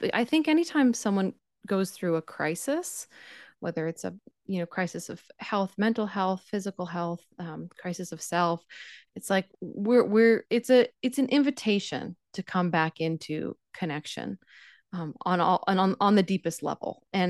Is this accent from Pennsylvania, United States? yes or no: yes; Pennsylvania, United States; I grew up in Pennsylvania, like probably a couple hours from New York, 1 hour from Philadelphia.